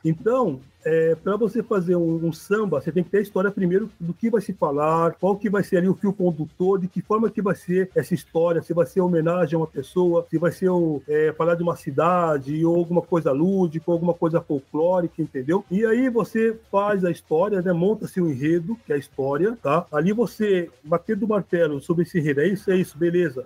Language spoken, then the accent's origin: Portuguese; São Paulo, Brazil; now in Porto Alegre, Brazil; eu sou de São Paulo, estou em Porto Alegre, mas eu sou de São Paulo